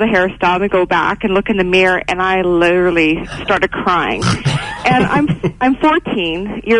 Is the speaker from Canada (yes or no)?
yes; Edson, Alberta, Canada; I grew up in Edson